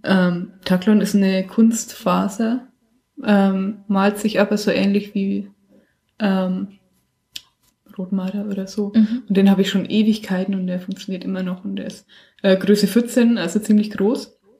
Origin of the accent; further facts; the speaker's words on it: Bichhofen, Franconia, Bavaria, Germany; wo ich herkomme, auch in Bichhofen